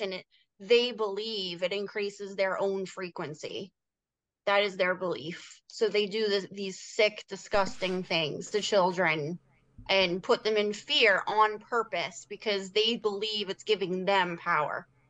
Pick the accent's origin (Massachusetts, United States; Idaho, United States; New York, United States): Massachusetts, United States; moved away; I'm actually from Massachusetts originally. I don't live there now, but that's where I was born and raised